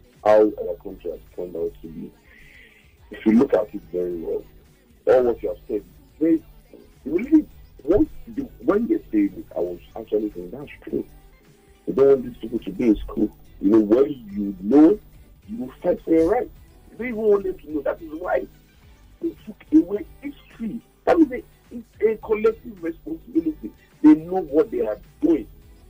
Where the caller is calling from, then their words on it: Lagos, Nigeria; I'm calling from Maryland.